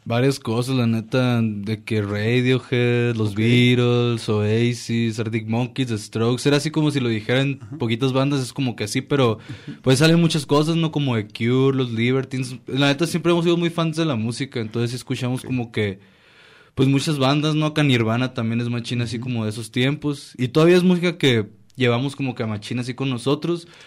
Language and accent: Spanish; La Paz, Baja California Sur, Mexico; now in Guadalajara, Mexico; todos somos de allá de La Paz